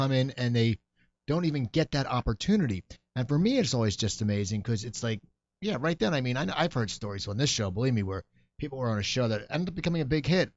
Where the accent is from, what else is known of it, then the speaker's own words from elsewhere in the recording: New Jersey, United States; moved away; I grew up there